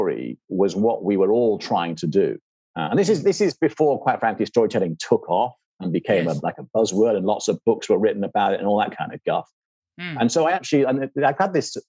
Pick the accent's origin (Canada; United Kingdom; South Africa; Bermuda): United Kingdom; England; also born or lived in California; I'm English, you can tell that, and that, you know, grew up in England